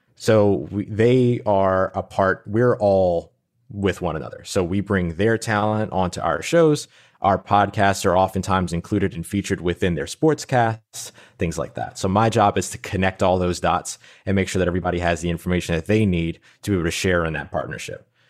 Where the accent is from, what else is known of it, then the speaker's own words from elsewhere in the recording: New Orleans, Louisiana, United States; I grew up in New Orleans, Louisiana